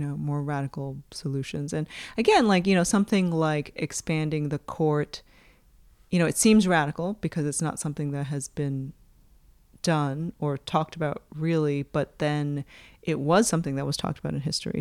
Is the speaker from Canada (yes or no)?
no; United States; moved away; my perspective as an American